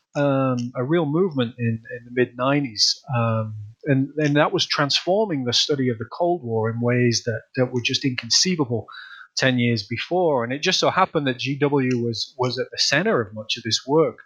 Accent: Leeds, Yorkshire and the Humber, United Kingdom; moved away as an adult; also born or lived in Manchester; now in United States; I'm originally from the north of England. I'm from uh, Leeds in the north of England

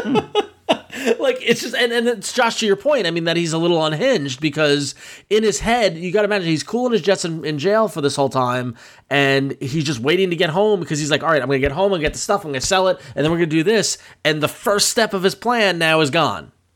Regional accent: Long Island, New York, United States; I'm from Long Island and I'm Italian

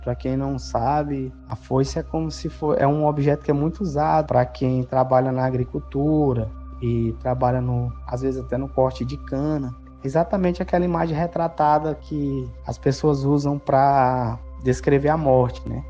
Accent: Maranhão, Brazil; nós somos do Maranhão, atualmente moramos na cidade de Imperatriz

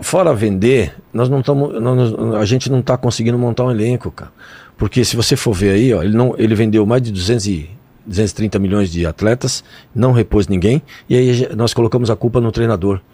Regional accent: São Paulo, Brazil; also born or lived in Itambé, Paraná; Eu nasci no Paraná, vim para São Paulo de 4 para 5 anos. Eu nasci numa cidadezinha chamada Itambé

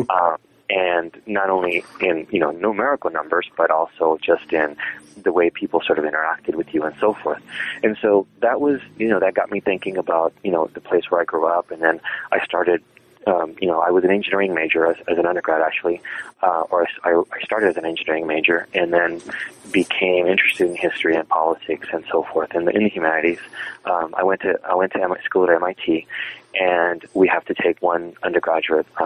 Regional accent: South Texas, United States; moved away as an adult; also born or lived in Mexico / Cambridge, Massachusetts; I lived in Mexico for uh, first six years of my life. Um, and then um, we um, moved to Texas, and so um, I grew up in the South Texas region. Um, in several several cities are, uh, in the South Texas region

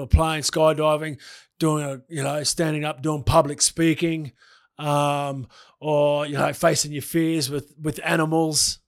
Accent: Brisbane, Queensland, Australia; I grew up in Brisbane

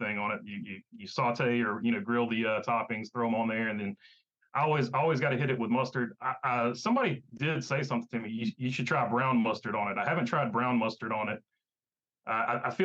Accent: South Boston, Virginia, United States; where I grew up around South Boston, Orange County, and Ace Speedway were the local short tracks that I went

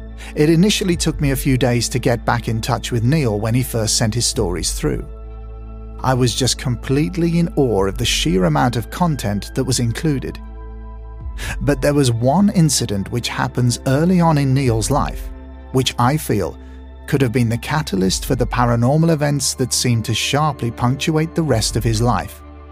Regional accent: New Longton, North West England, United Kingdom; I grew up in New Longton and started attending the local nursery school, where I met my best friend, Aaron.

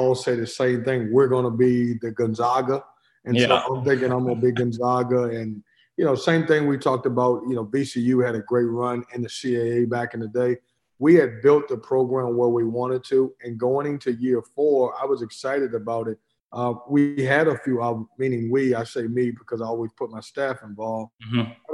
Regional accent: Lynchburg, Virginia, United States; now in North Carolina, United States; I grew up in Lynchburg, Virginia

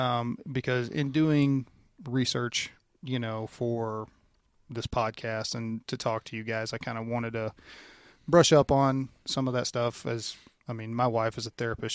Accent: Louisiana, United States; moved away; I grew up in Louisiana

